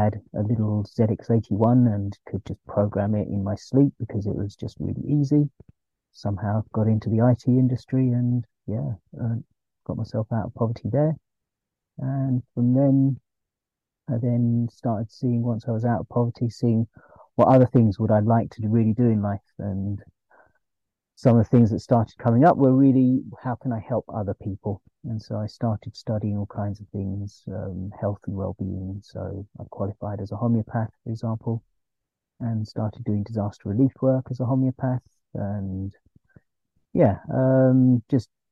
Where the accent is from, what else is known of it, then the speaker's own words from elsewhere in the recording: London, United Kingdom; Born and brought up in London, England. Parents are from India.